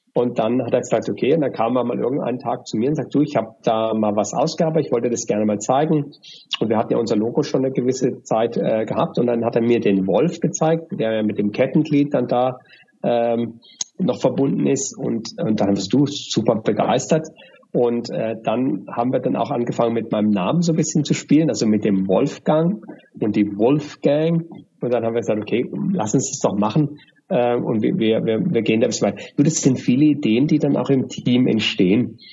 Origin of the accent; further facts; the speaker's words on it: Germany; moved away as an adult; now in Dubai, United Arab Emirates; durch meinen Akzent, ja, äh, erkennen die Leute, dass ich aus Deutschland bin